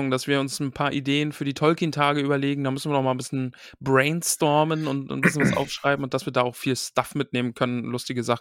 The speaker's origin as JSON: {"language": "German", "region": "North Rhine-Westphalia", "country": "Germany", "said": "ich bin auch, ich bin aus dem Ruhrpott, äh, liebe Grüße an Max, haha."}